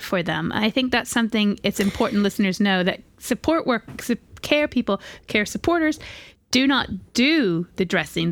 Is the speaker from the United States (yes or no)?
yes; United States; moved away; I'm from America